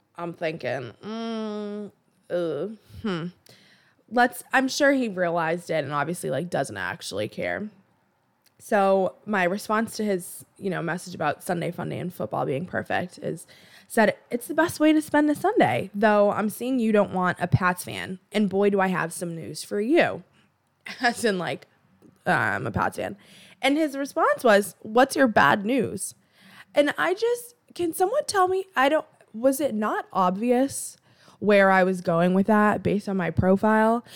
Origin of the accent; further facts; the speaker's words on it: Boston, Massachusetts, United States; I'm from Boston. I'm located in the Boston area